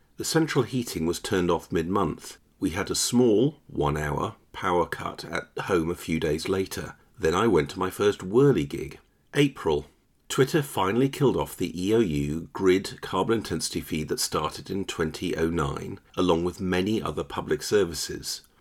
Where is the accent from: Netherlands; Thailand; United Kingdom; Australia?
United Kingdom; York, Yorkshire and the Humber; moved away; also born or lived in Kingston; I visited York with my daughter for an open day in the University Chemistry Department, and I also visited the tiny house where I was born on School Lane